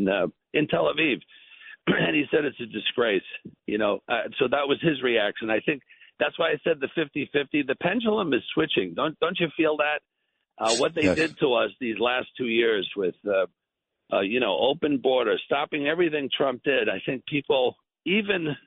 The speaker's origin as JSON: {"language": "English", "region": "New York", "country": "United States", "tie": "born or raised there", "said": "I'm from New York. I'm a New York boy, you know, homegrown, and I love New York."}